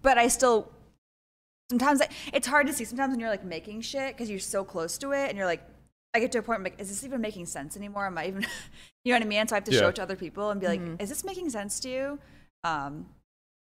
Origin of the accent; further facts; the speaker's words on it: Boston, Massachusetts, United States; also born or lived in England; now in United Kingdom; I'm like, Boston